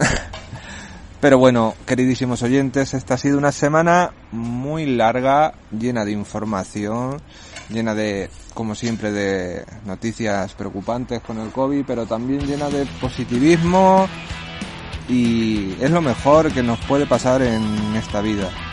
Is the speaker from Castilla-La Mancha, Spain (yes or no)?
yes; Puertollano, Castilla-La Mancha, Spain; soy de Puerto Llano